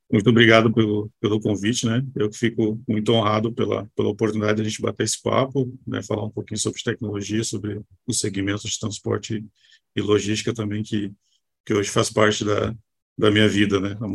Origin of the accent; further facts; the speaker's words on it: Caçapava do Sul, Rio Grande do Sul, Brazil; Sou, sou gaúcho, né? sou aqui. Sou do interior do estado, do Rio Grande do Sul